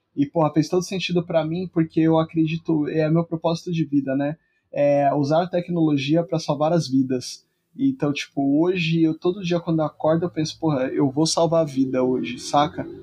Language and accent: Portuguese; São Paulo, Brazil; eu sou da, da periferia de São Paulo, né? Então sou nascido e criado é, na Zona Leste, na, na cidade de Tiradentes